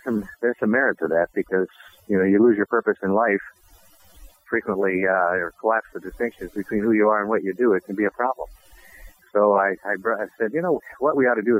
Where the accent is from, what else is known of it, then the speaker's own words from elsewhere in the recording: Saginaw, Michigan, United States; moved away as an adult; also born or lived in Toledo, Ohio / Seattle, Washington; now in Arizona, United States; I was born and raised in Saginaw, Michigan